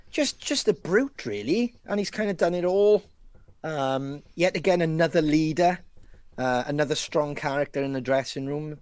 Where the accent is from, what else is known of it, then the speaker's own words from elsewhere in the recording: Wales, United Kingdom; as a Welshman